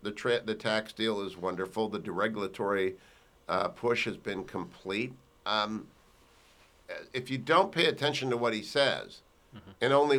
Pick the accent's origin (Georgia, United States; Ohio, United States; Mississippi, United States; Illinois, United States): Ohio, United States; Warren; I'm from Warren, Ohio.